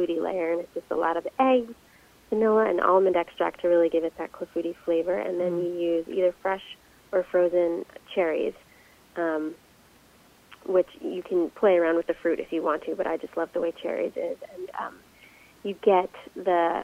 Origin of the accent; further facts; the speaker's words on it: just outside of Philadelphia, Pennsylvania, United States; I grew up just outside of Philadelphia